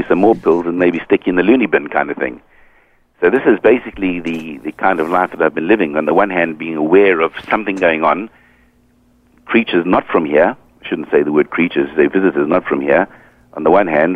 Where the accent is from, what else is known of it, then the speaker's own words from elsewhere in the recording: South Africa; moved away as an adult; also born or lived in United Kingdom; now in Hong Kong; I was brought up in South Africa